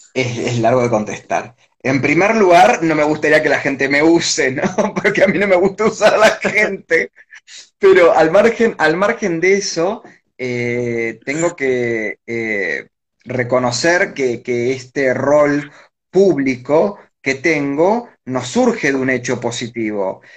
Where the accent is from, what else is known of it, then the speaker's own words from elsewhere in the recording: Villa Domínico, Buenos Aires Province, Argentina; yo me crié en Villa Domínico, en el partido de Avellaneda